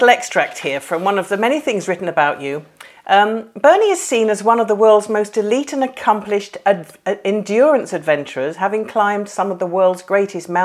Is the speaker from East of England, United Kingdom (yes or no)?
yes; Burnham-on-Crouch, East of England, United Kingdom; moved away as an adult; now in Warwickshire, United Kingdom; my husband and I, we're from Burnham on Crouch